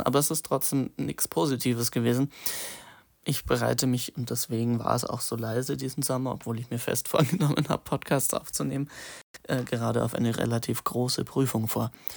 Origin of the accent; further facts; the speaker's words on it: Munich, Bavaria, Germany; ich komme ja aus Bayern, München